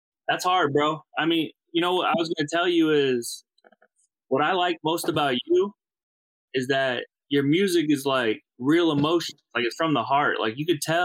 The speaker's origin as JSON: {"language": "English", "town": "St. Louis", "region": "Missouri", "country": "United States", "said": "I'm from the Midwest. I'm from St. Louis"}